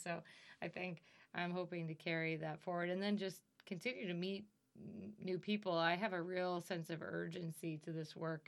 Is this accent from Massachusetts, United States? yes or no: no; Pennsylvania, United States; moved away as an adult; also born or lived in upstate New York; now in New York, United States; I was the youngest of four, uh, four growing up in Pennsylvania.